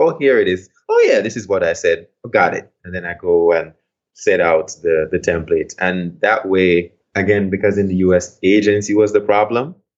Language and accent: English; Port Antonio, Portland, Jamaica; moved away; I'm from Port Antonio in Jamaica, a place called Bound Brook, which is near the town of Port Antonio.